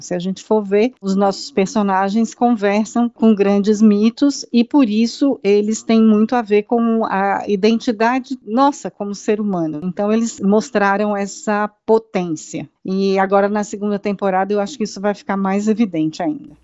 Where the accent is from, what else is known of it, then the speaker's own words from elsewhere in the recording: Brazil; A gente precisa se, se conectar enquanto povo brasileiro